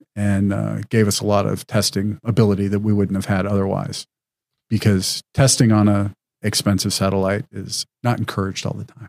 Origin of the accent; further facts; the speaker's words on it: Wyoming, United States; moved away as an adult; I was a high school student in Wyoming